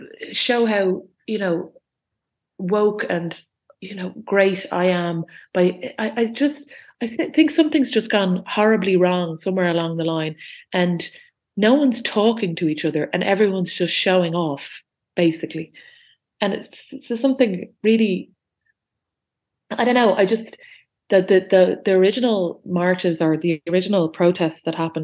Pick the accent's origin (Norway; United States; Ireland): Ireland; Dublin, Leinster; I grew up on Bath Avenue, and it's kind of the border of Sandymount and Ringsend